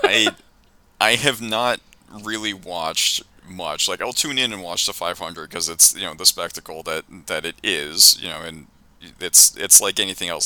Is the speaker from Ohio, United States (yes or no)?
no; outside of Boston, Massachusetts, United States; I grew up like outside of Boston during like the very end of the Bird and McHale era